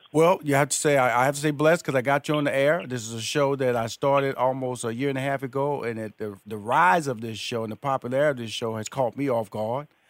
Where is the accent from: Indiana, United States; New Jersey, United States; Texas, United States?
Texas, United States; Houston; moved away; I was born in Houston, and I went to high school in Houston, graduated from college in Houston.